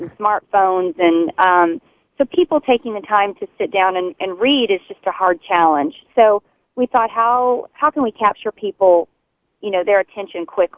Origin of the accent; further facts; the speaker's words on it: Texas, United States; a Texan